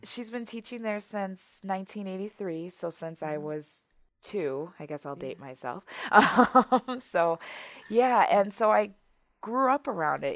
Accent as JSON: {"language": "English", "region": "Wisconsin", "country": "United States", "tie": "born or raised there", "said": "I'm born and raised um, in Wisconsin, so I've been here the majority of my life."}